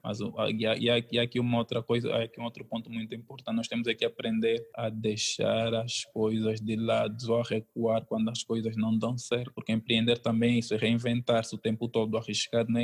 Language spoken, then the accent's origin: Portuguese; Luanda, Luanda Province, Angola; Eu nasci e cresci em Luanda. Eu sou daqui